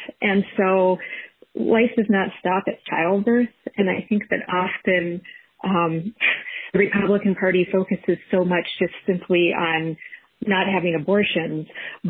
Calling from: Denver, Colorado, United States; I'm calling from Denver.

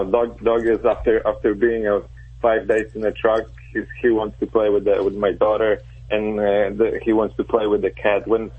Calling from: Chicago, Illinois, United States; Chicago, Illinois.

